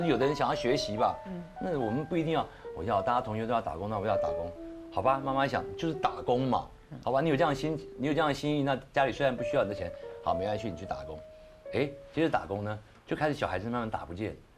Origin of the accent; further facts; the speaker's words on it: Taiwan; 至少我们台湾人是尊重所有宗教